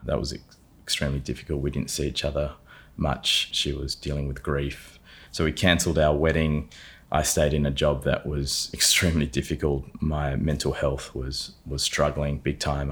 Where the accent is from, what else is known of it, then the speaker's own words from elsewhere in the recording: Adelaide, South Australia, Australia; I was born in Adelaide, grew up there on a lot of land just out near McLaren Vale